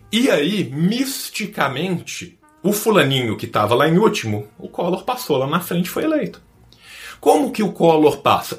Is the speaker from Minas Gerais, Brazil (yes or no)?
yes; Minas Gerais, Brazil; also born or lived in São Paulo; Eu que sou de Minas